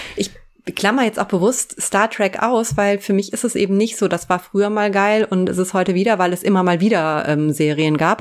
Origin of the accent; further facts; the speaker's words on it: Germany; ich komme aus der Eifel und ähm, richtig vom Dorf